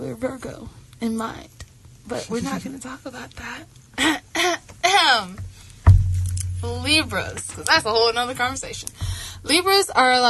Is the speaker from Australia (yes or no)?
no; the South, United States; I'm from the South